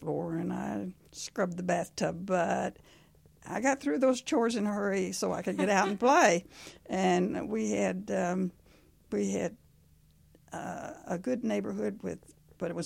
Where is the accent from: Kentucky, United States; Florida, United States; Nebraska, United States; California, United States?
Kentucky, United States; Lexington; also born or lived in Ogdensburg, New York; I grew up here in Lexington. I've spent my whole life here, and I'm now 90.